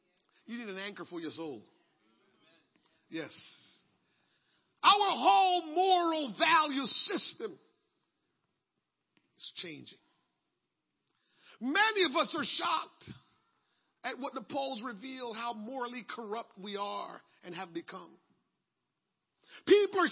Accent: Jamaica; moved away; growing up in Jamaica

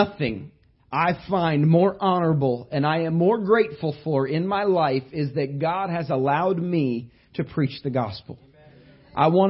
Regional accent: Indiana, United States; But I grew up in Indiana. I was born not very far from where Larry Bird was born.

